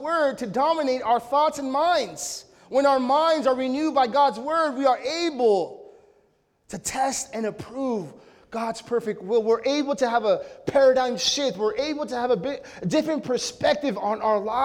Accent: Mexico; my culture as a Mexican, we're prideful

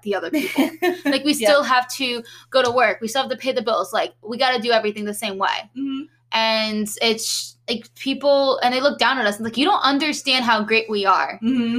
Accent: New Jersey, United States; moved away; my Jersey people

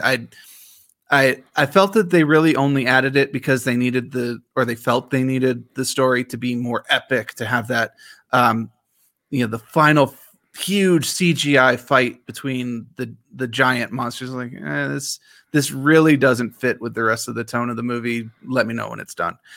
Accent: Washington, District of Columbia, United States; I grew up in Washington, D C

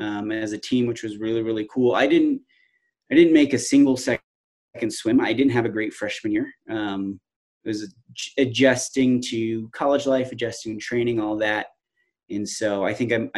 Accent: Palm Springs, California, United States; moved away as an adult; also born or lived in Fresno, California; now in Missoula, United States; I grew up in Southern California in the Palm Springs area

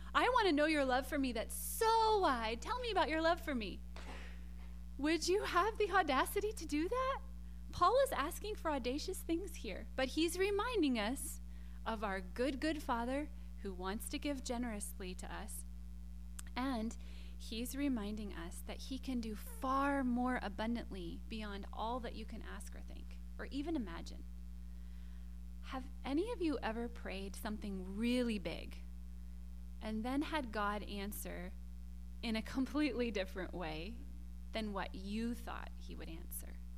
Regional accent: South Carolina, United States; when I was growing up in South Carolina, we had these tall, tall, tall pine trees

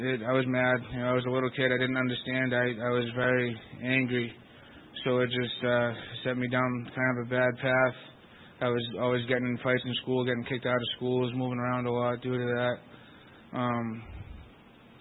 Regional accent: Lowell, Massachusetts, United States; I'm from Lowell, Massachusetts

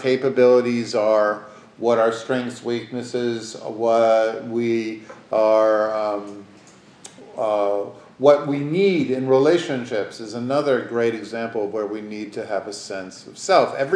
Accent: New York, United States; I was born in the Upper West Side

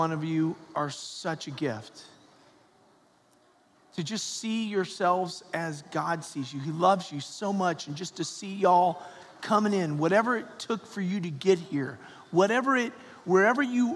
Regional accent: Atlanta, Georgia, United States; I grew up in Atlanta, Georgia

